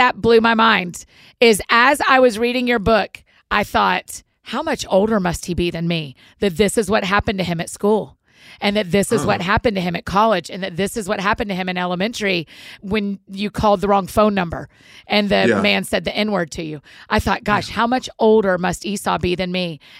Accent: the South, United States; my neighbors growing up in the South.

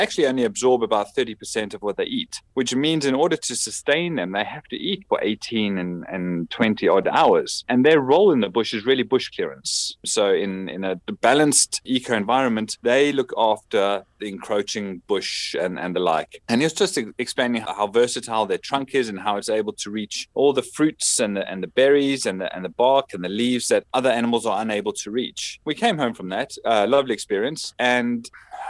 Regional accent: South Africa; moved away as an adult; also born or lived in United Kingdom; I'm South African. We were living in the UK and we had been there for 17 years

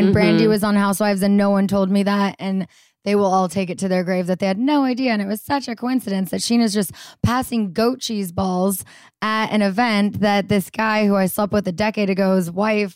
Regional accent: just outside of LA, little east of Pasadena, California, United States; 33, almost 34, from just outside of LA, little east of Pasadena.

